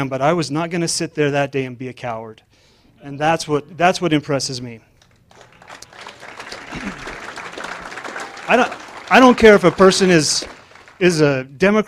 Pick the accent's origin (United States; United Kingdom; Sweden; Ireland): United States; Blanding, Utah; also born or lived in Grand Junction, Colorado; I was born in Blanding, Utah, a few months after my parents moved from Grand Junction. My dad was in a CPA firm here